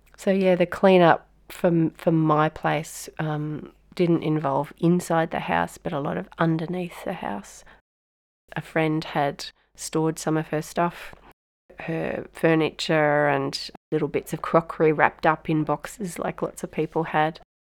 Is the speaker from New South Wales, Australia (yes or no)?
yes; Lismore, New South Wales, Australia; I'm from North Lismore